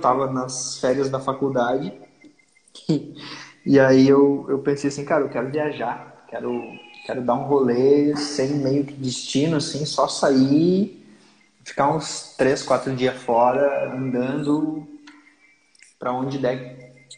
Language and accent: Portuguese; Lages, Santa Catarina, Brazil; Lages, que é a minha cidade natal